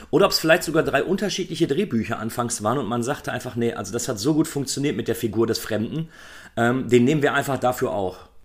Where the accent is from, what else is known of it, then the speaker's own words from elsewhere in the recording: Germany; bei uns in Deutschland